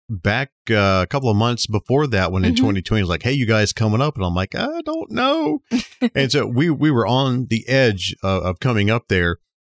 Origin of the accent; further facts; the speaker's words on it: Alabama, United States; we're from Alabama.